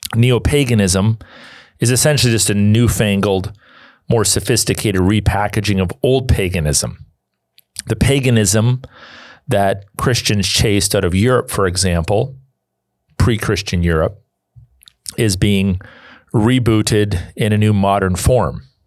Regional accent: Canada; I'm a Canadian

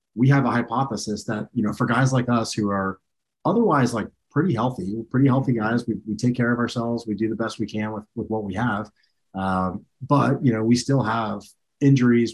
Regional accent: Clearwater, Florida, United States; I grew up in Clearwater, Florida

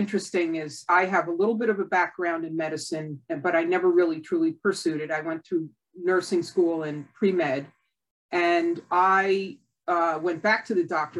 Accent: Connecticut, United States; I grew up in Connecticut, like 20 miles away from Lyme, Connecticut

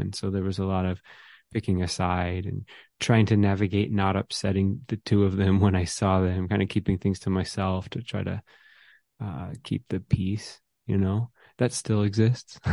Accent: Atlanta, Georgia, United States; I grew up in the suburb of North Georgia

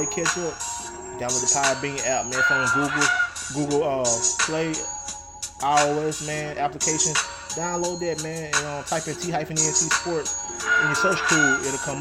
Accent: Alabama, United States; Alabama, of course, again, in my home state

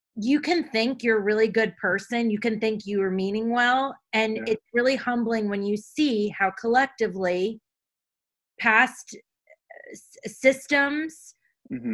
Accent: U.S. Virgin Islands; now in United States; when I grew up in St. Thomas, it was black

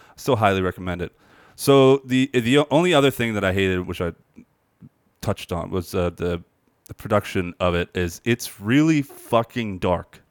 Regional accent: near Burlington Center, on McGuire, New Jersey, United States; I grew up, like, near there on, on McGuire

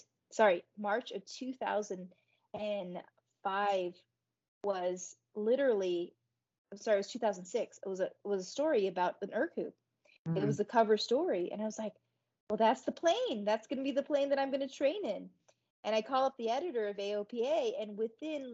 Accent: Tucson, Arizona, United States; It was in Arizona, so that was in Tucson, in my hometown

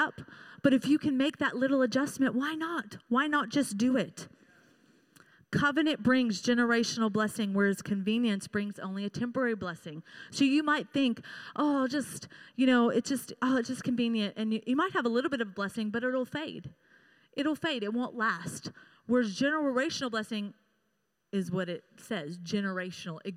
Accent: United States; I've grown up in America

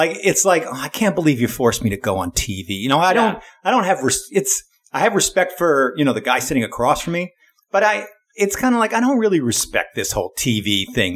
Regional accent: Canada; I grew up in Canada, and so we didn't get ESPN. We got TSN

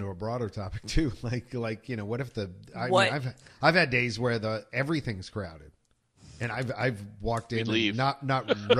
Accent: Philadelphia, Pennsylvania, United States; growing up in Philadelphia.

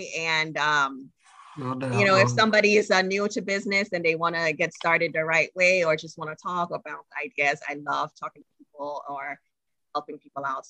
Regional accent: Trinidad & Tobago; I'm from Trinidad and Tobago. And as a country, our people, we struggle with saying words that have TH in them

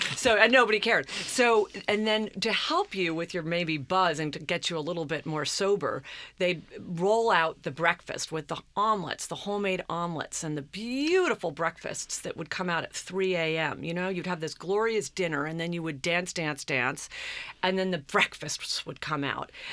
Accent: Long Island, New York, United States; growing up on Long Island, I was always influenced

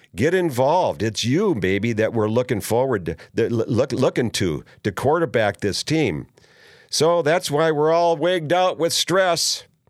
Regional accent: Minnesota, United States; as I was growing up in Minnesota

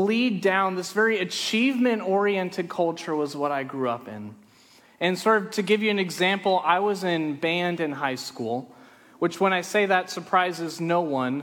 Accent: Friendswood, Texas, United States; I grew up in Friendswood. Friendswood, Texas is a small town down I-45 on the way to Galveston

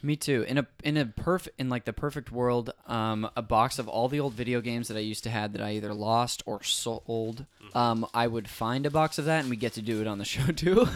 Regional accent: Modesto, California, United States; moved away as an adult; also born or lived in Azusa, California; now in Los Angeles, United States; I'm from there, um, lived up there my whole life until I went to school in Azusa, California

